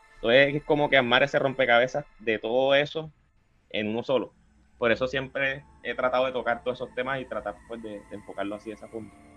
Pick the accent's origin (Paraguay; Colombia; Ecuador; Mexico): Colombia; Cartagena, Bolívar; soy de Cartagena de Indias